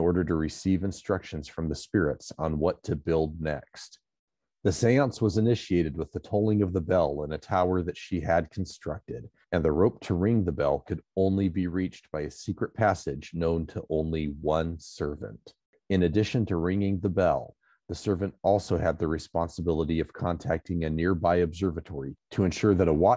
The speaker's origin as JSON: {"language": "English", "region": "California", "country": "United States"}